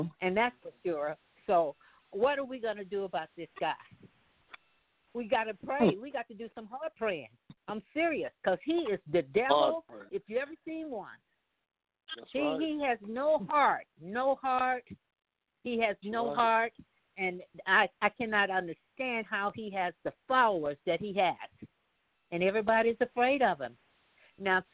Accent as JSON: {"language": "English", "country": "United States", "said": "We as American, I say we, because I'm a part of America too."}